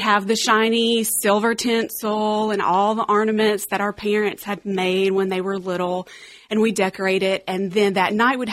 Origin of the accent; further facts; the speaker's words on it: Alabama, United States; growing up in Alabama, we would travel down to South Alabama